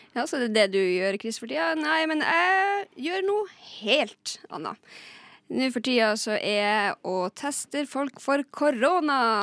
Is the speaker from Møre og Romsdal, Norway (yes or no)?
no; Lakselv, Finnmark, Norway; Og jeg er også fra Lakselv i Finnmark.